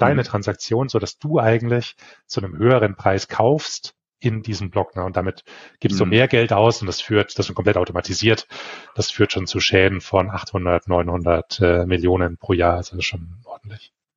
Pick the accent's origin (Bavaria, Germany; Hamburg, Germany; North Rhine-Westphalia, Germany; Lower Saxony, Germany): Bavaria, Germany; Bavarian area, Germany; Ich komme aus Deutschland, ähm, aus dem bayerischen Raum